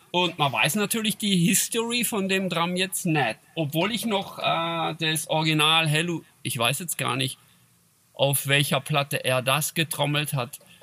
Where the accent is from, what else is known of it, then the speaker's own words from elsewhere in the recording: Switzerland; accent: Swiss German; bei uns in Schweizerdeutsch